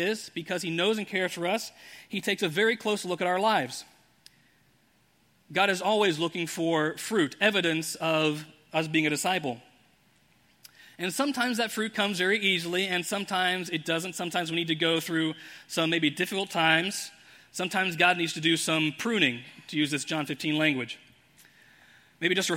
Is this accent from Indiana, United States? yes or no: yes; Indianapolis, Indiana, United States; I grew up in Indianapolis